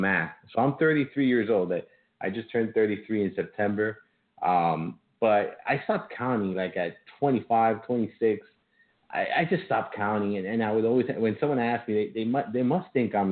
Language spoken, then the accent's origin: English; Miami, Florida, United States; accent: Miami; I was born and raised in Miami, but I have my parents are Cuban